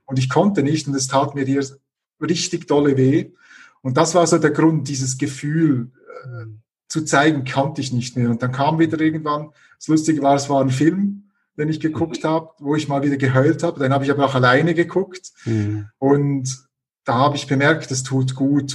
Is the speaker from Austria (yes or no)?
no; Switzerland; moved away as an adult; now in Leipzig, Germany; ich bin gebürtiger Schweizer, das hört man wahrscheinlich auch noch äh, ein bisschen.